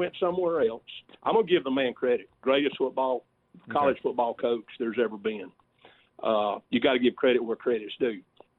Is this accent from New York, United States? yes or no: no; Alabama, United States; moved away as an adult; now in Houston, United States; Well, you know, I've been living out in the Houston area for about 15 years, and I'm originally from Alabama.